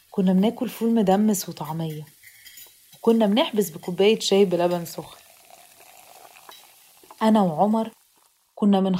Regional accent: Alexandria, Alexandria Governorate, Egypt; أنا مصرية يعني عاطفية صريحة متسامحة وصوتي عالي شوية

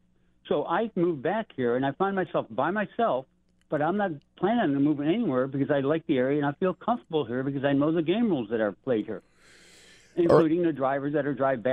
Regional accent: Niagara Falls, New York, United States; moved away as an adult; also born or lived in Erie, Pennsylvania / Pittsburgh / Lewiston, New York; I lived here all my life. I was born in Niagara Falls, and now I live in Lewiston. But since then, I lived in Erie, Pennsylvania. I was in the military. Then I moved to Pittsburgh. I was away for about 18 years after I got out of the military.

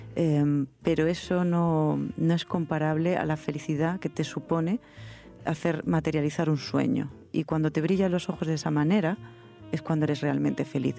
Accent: Granada, Andalusia, Spain; now in Madrid, Spain; Yo me, me eduqué, me crié en Granada, eh, en provincias, que no es lo mismo que criarse aquí en Madrid

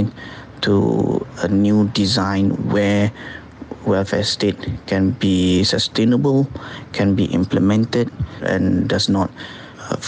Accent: Malaysia; as a Malaysian citizen

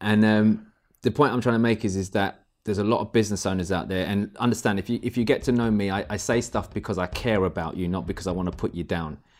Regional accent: United Kingdom; We're British

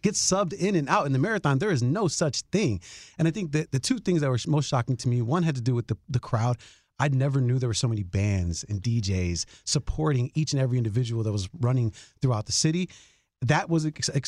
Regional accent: Chicago, Illinois, United States; I'm from Chicago

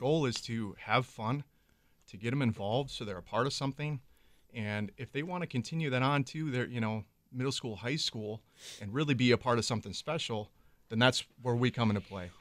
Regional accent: Minocqua, Wisconsin, United States; I grew up in the northern part of the state, so Lakeland High School, it's a unified high school up north.

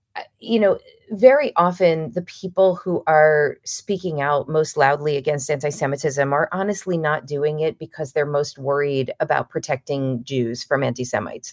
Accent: United States; also born or lived in Los Angeles; an American Jew who frankly came from a position of relative privilege

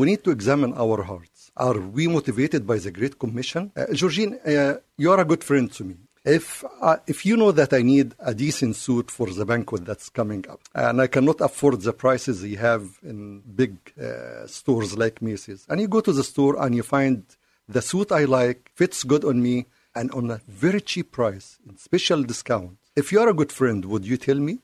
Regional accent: Cairo, Cairo Governorate, Egypt; English is a second language; now in United States; I was born and raised in Cairo.

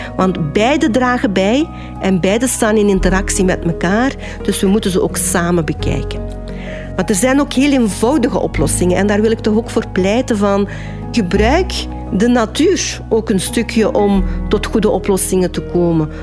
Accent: Westerlo, Flanders, Belgium; Ik ben geboren en getogen in Zoerle-Parwijs, een deeldorp van Westerlo, wat men ook wel de groene parel der Kempen noemt.

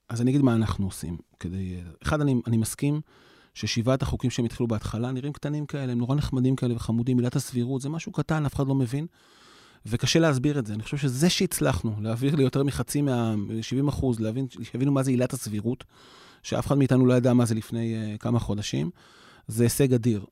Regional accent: Yavne, Central District, Israel; אני אישית גדלתי ביבנה

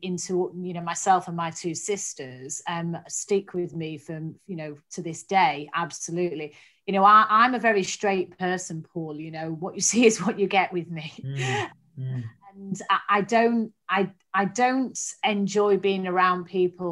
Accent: Manchester, North West England, United Kingdom; I grew up in Manchester

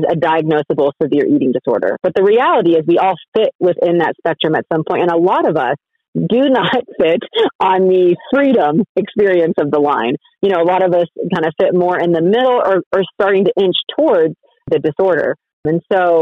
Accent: Colorado, United States; moved away as an adult; also born or lived in Texas; I'm from Colorado, and then I went to undergrad at Baylor University

